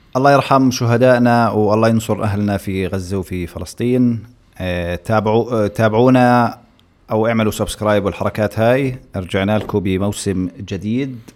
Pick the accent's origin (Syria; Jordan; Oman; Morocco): Jordan; أنا كأردني